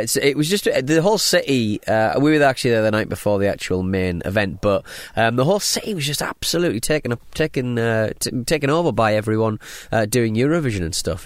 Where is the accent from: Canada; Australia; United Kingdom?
United Kingdom; Hartlepool, North East England; now in Southend-on-Sea, United Kingdom; I'm from Hartley Pole. I live in South End.